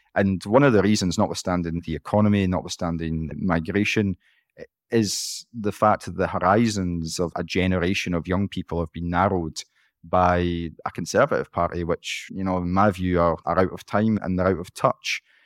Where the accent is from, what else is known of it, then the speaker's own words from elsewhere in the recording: Scotland, United Kingdom; as a Scottish politician